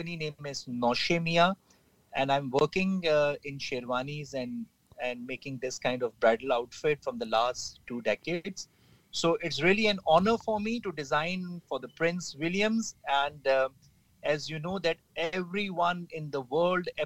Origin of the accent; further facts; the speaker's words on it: Pakistan; We as a nation of the Pakistani nation, we are very much humble and a friendly people